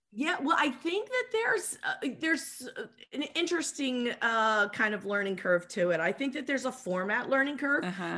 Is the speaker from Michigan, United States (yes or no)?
no; Philadelphia, Pennsylvania, United States; I'm from Philadelphia